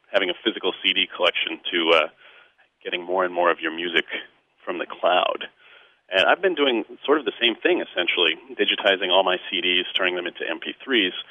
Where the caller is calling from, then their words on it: Chicago, Illinois, United States; I'm calling from Chicago. I listen to your show on WBEZ.